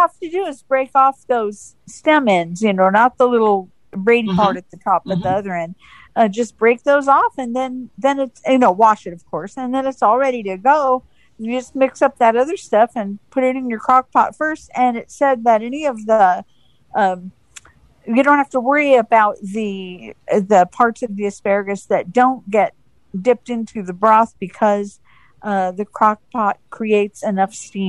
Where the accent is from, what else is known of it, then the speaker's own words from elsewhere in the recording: Phoenix, Arizona, United States; I'm from Phoenix, Arizona.